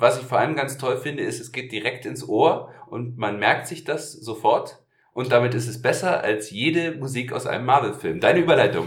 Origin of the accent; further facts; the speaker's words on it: East Germany, Germany; wir sind in der DDR aufgewachsen